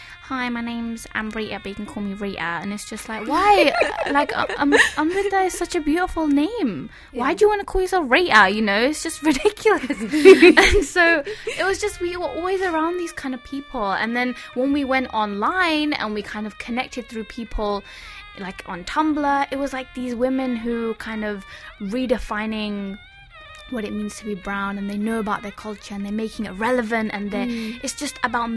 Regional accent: London, United Kingdom; I was born in Barking Hospital.

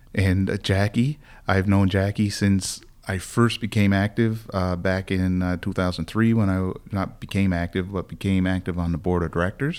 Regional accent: Sydney, Nova Scotia, Canada; We're both from Whitney Pier.

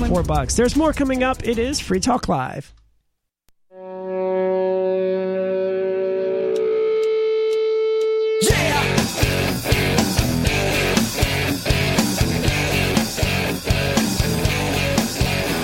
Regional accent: United States; I'm an American.

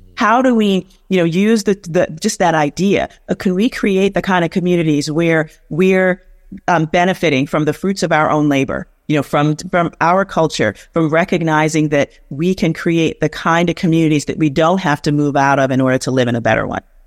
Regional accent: New York City, New York, United States; I'm from the South, South Bronx, so South Bronx all day

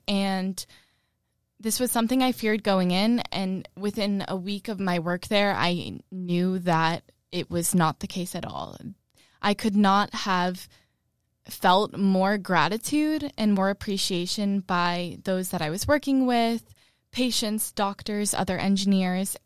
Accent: Malden, Massachusetts, United States; growing up in Malden

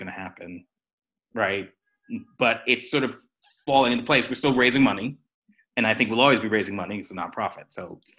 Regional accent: New York, United States; moved away as an adult; now in Scotland; I'm a New Yorker, but I'm born and bred New Yorker.

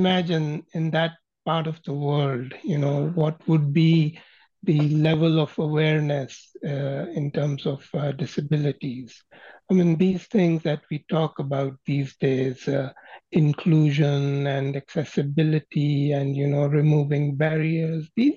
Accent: Pakistan; moved away as an adult; also born or lived in Scotland / Saudi Arabia; now in Canada; I was raised in Pakistan

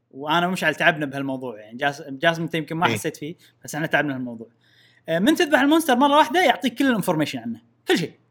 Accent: Syria; خلينا البودكاست نلعب انا سوري

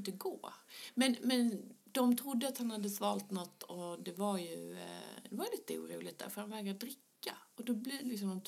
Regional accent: Skåne, Sweden; accent: Skånska; mina men... skånska diftonger

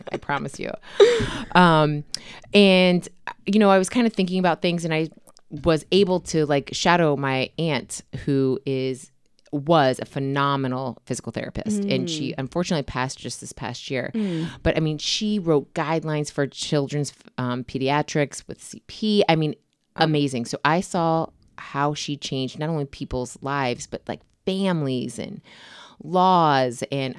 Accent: Cleveland, Ohio, United States; also born or lived in Nantucket, Massachusetts / Boston, Massachusetts; Every 2 to 3 years we moved. So it was just easier for me when people ask that question to say, where are you from?

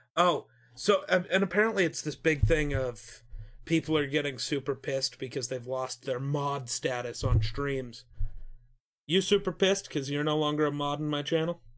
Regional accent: Wyoming, United States

